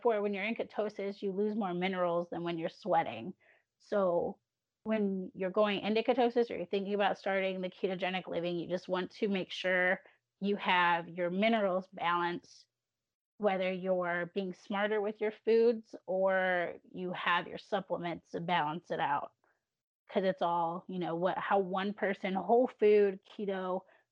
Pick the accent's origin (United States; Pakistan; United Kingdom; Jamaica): United States; Illinois; now in Alabama, United States; going hometown back to Illinois